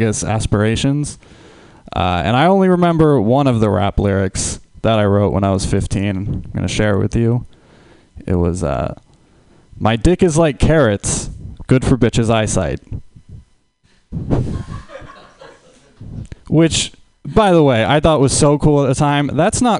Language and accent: English; Huntington Beach, California, United States; I'm from Huntington Beach, California.